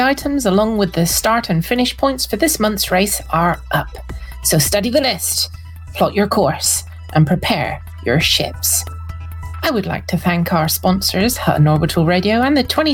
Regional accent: Scotland, United Kingdom; I'm Scottish.

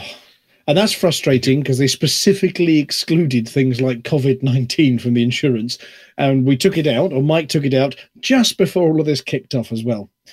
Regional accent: United Kingdom; I'm British

